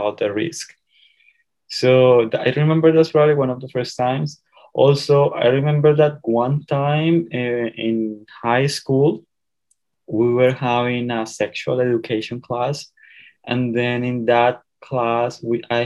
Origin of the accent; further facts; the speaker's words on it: Colombia; moved away as an adult; now in Indiana, United States; I am originally from Colombia